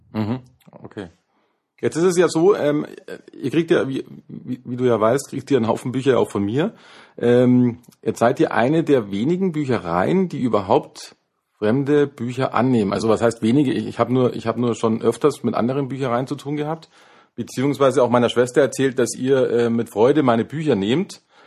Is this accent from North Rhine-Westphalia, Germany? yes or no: no; Unterföhring, Bavaria, Germany; also born or lived in Neufahrn; ich bin in Unterföhring aufgewachsen